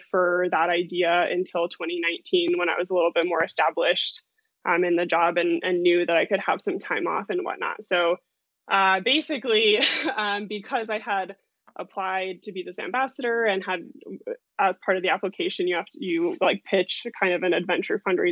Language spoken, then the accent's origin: English; Lakewood, Colorado, United States; also born or lived in Denver, Colorado; I grew up in Lakewood, which is just, you know, maybe 20 minutes west from Denver